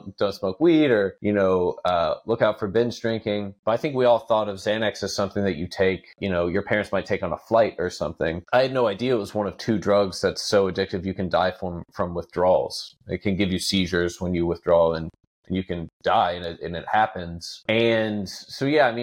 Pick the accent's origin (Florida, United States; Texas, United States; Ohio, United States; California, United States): Texas, United States; as a Texan